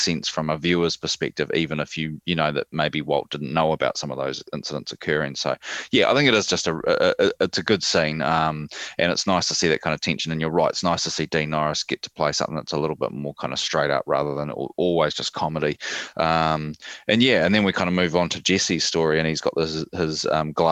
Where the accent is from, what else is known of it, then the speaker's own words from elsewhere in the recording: New Zealand; I kind of like the whole thing of like being a Kiwi